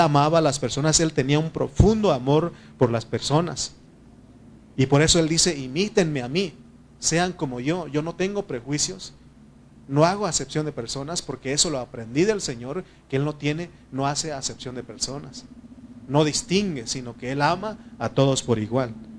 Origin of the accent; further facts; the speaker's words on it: Mexico; nosotros como mexicanos